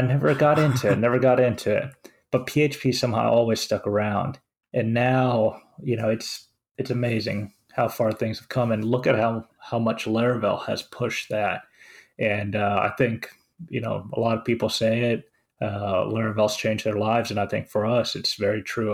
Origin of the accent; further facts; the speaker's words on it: Finland; now in United States; I'm from Finland.